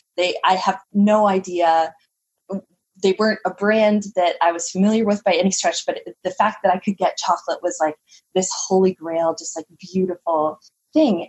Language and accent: English; Canada; I'm from Canada, so it's it can be quite chilly here.